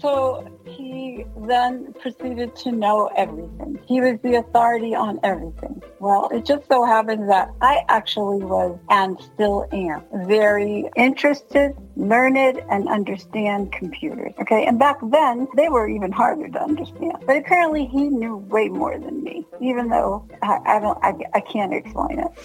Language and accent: English; Washington, District of Columbia, United States; moved away; I'm from Washington, D.C., and my dad's from New York. I have an East Coast kind of attitude.